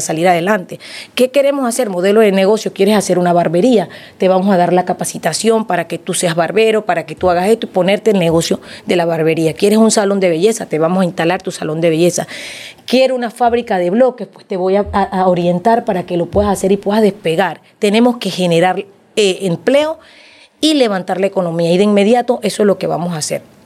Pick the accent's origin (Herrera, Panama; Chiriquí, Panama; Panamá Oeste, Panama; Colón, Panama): Panamá Oeste, Panama; Capira; en Capira la gente me conoce la gente sabe de dónde vengo, saben que soy hija